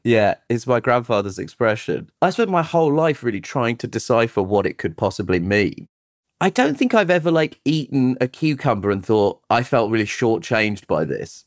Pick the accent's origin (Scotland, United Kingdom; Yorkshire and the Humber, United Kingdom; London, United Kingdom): London, United Kingdom; Croydon; also born or lived in Tooting / Brixton / Shepherd's Bush; I was born in Tooting and I grew up in Croydon